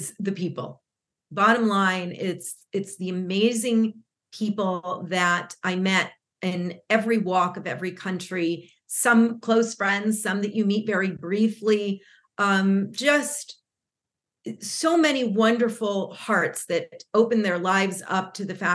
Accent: Los Angeles, California, United States; first language Spanish; English is a second language; also born or lived in Argentina; I was born in Los Angeles, California, but was back and forth between Los Angeles and Argentina, where my family is from originally, and emigrated to the U.S. So Spanish was definitely my first language.

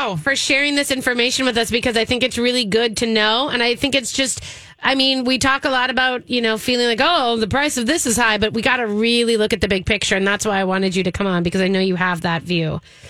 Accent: United States; I'm American.

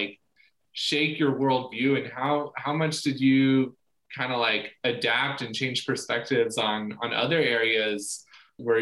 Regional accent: Kansas, United States; moved away; I'm originally from Kansas

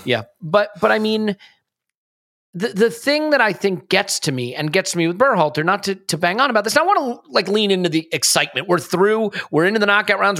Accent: United States; I am American

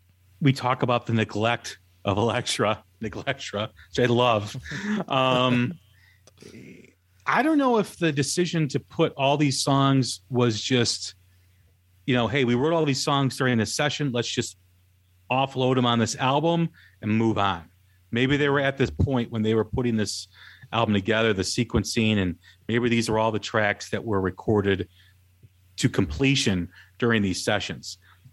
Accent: Chicago, Illinois, United States; You know, growing up in Chicago, you know, Cheap Trick was always around and all you always heard on the local radio station.

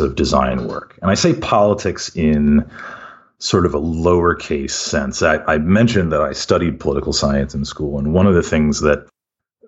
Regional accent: Davis, California, United States; also born or lived in Kuwait / Pennsylvania / Philadelphia; now in San Francisco, United States; grew up in Davis, California

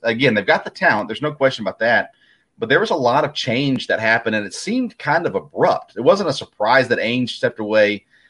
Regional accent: Tennessee, United States; I grew up in Tennessee, and I grew up a Kentucky basketball fan

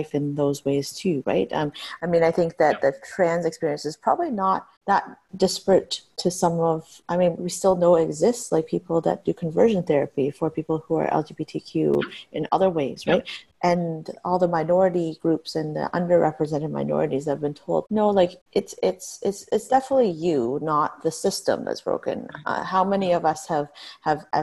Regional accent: Niagara Region, Ontario, Canada; I grew up in Niagara region

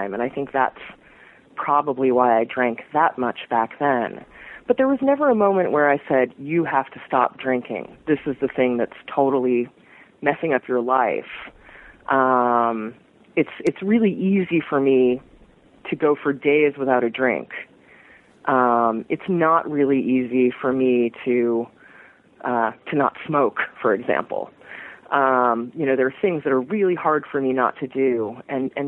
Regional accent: New York City, New York, United States; also born or lived in Brooklyn; I grew up mostly in Manhattan, but not in Midtown

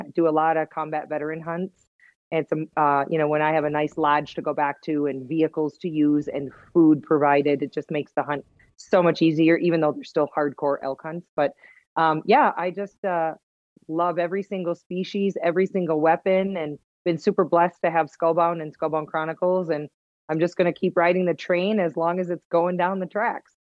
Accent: Wisconsin, United States; accent: Wisconsin; now in Utah, United States; I grew up in Wisconsin

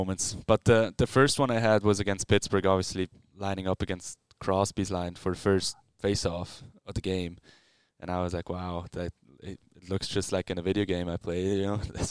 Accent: Swiss German part of Switzerland, German-speaking Switzerland, Switzerland; English is a second language; moved away; we talk German and Swiss German. I'm from the Swiss German part of Switzerland.

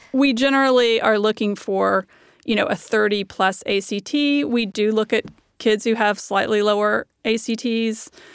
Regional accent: the South, United States; I'm from the South

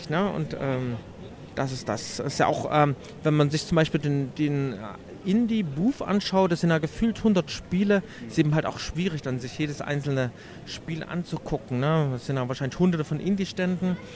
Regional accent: Leipzig, Saxony, Germany; als Leipziger für die lange Nacht der Computerspiele in Leipzig

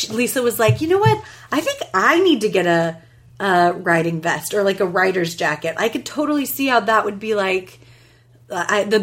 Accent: New York, United States; And but like me, I'm from New York, and my mother is Italian

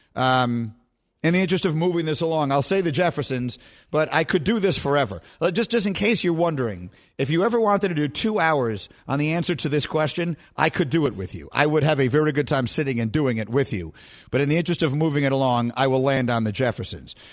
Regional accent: New York City, New York, United States; I grew up on LaGuardia Place and Bleecker Street

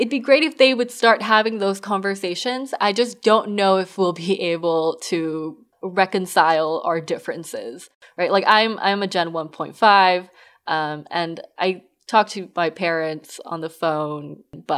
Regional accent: Southern California, United States; now in Northern California, United States; I grew up in SoCal and I'm here in NorCal

